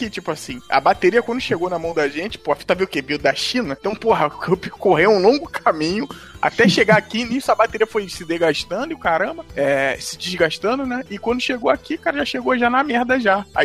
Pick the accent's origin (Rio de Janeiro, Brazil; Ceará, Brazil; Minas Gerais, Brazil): Rio de Janeiro, Brazil; Eu sou do Rio, né? No Rio rola as piratarias doidas.